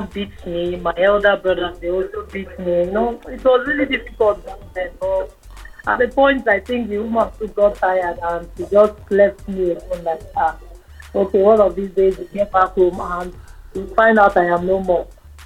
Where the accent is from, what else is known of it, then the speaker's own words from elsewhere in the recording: Lagos, Nigeria; I grew up in Lagos, First Park Town to be precise